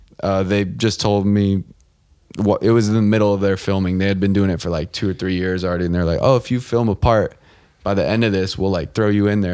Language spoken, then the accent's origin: English; Vista, California, United States; I grew up in Vista, California, which is, we're in LA now, but like an hour and a half south. It's the top of San Diego in North County. It's like inland from Carlsbad and Oceanside for anyone that doesn't know where it's at, but same vibe, just no beach.